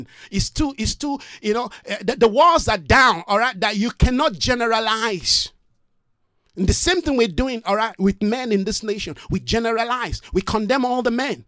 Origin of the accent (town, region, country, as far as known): Nigeria; moved away as an adult; now in South Africa